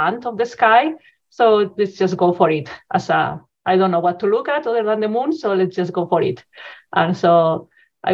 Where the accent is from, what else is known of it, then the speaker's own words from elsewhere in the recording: Spain; moved away as an adult; also born or lived in Zaragoza, Spain; now in Edmonton, Canada; Yes, so I'm originally from Spain. So I did the traditional school, high school in Spain.